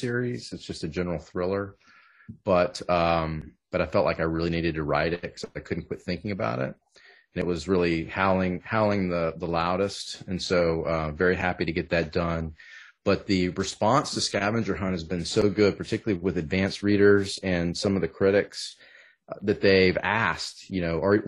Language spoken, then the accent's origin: English; Southern Texas, United States; I grew up in Southern Texas and not Louisiana